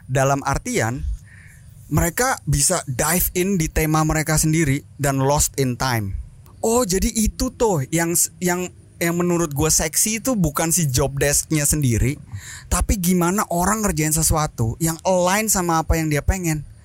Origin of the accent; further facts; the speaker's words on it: Indonesia; moved away as an adult; now in Germany; Kenalin semuanya … Um, gua asli Indonesia.